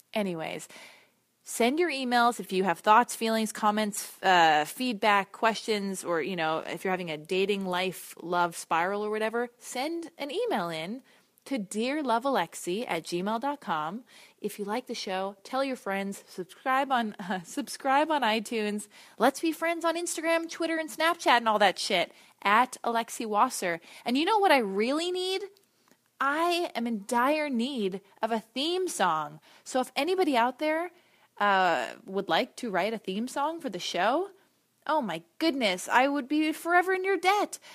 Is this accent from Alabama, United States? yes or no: no; Los Angeles, California, United States; I was born and raised in Los Angeles. I currently live in Los Angeles